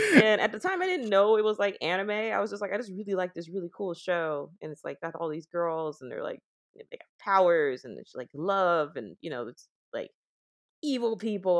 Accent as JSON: {"language": "English", "town": "Oakland", "region": "California", "country": "United States", "said": "I'm from Oakland"}